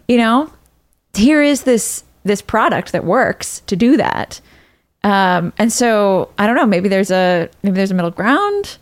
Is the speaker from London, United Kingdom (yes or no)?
yes; London, United Kingdom; moved away; I grew up in London, uh, or I, I went to high school in London